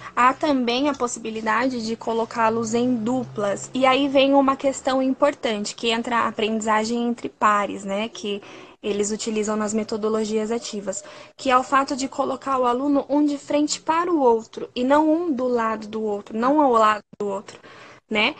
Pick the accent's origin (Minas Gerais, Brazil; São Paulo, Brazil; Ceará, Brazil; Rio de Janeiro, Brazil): São Paulo, Brazil; Sorocaba; Eu sou da cidade de Sorocaba, que fica no interior de São Paulo